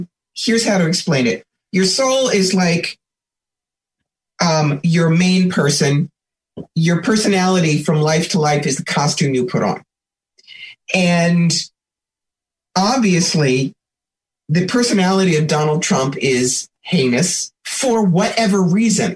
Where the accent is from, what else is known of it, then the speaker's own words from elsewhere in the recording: New York, United States; I'm a New Yorker